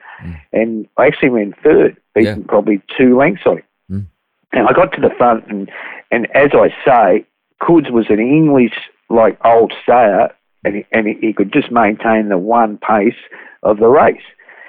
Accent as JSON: {"language": "English", "town": "Sydney", "region": "New South Wales", "country": "Australia", "said": "as we came from Sydney as a family."}